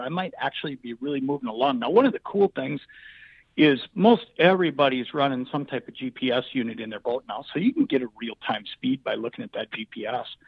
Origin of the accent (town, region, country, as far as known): Anoka, Minnesota, United States; born or raised there